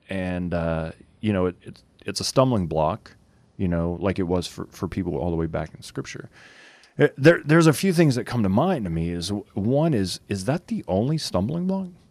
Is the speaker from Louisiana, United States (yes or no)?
yes; Cajun, Louisiana, United States; we're Cajun